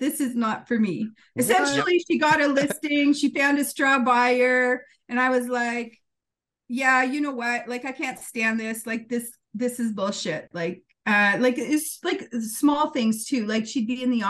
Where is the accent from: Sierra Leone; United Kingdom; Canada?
Canada; Temagami, Ontario; I'm from Temagami originally.